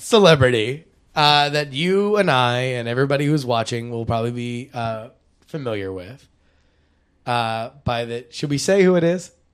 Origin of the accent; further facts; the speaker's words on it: Fort Worth, Texas, United States; moved away; also born or lived in Syracuse, New York; I was born in Fort Worth, Texas, and I graduated Syracuse University